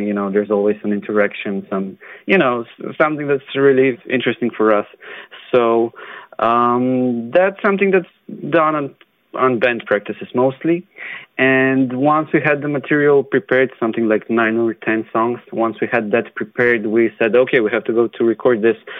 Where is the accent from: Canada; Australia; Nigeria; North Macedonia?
North Macedonia; I come from Macedonia